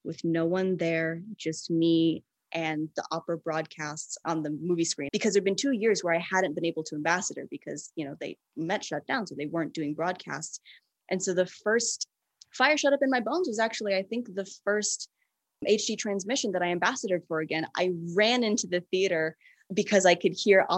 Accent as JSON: {"language": "English", "town": "Atlanta", "region": "Georgia", "country": "United States", "said": "We're from Atlanta"}